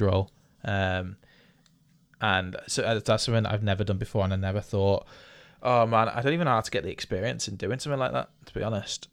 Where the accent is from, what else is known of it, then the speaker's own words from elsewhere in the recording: United Kingdom; we're British